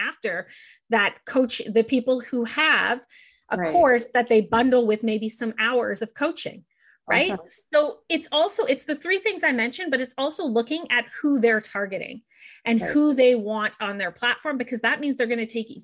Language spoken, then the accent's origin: English; Canada; I'm Canadian. I'm up here in the Canadian winter right now.